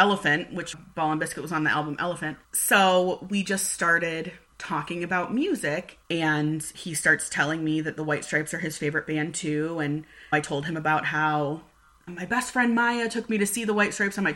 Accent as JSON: {"language": "English", "town": "Cleveland", "region": "Ohio", "country": "United States", "tie": "born or raised there", "said": "we grew up in Cleveland"}